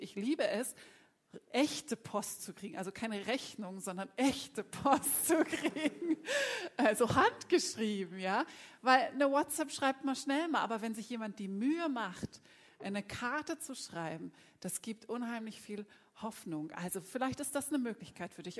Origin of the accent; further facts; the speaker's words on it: Bremen, Germany; moved away; da geht jetzt ein Gruß in meine Heimat. Also, liebe Bremer